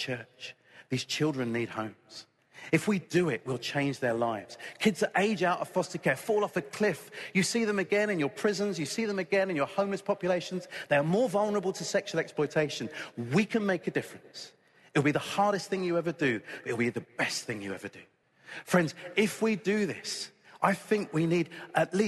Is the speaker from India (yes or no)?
no; United Kingdom; I'm British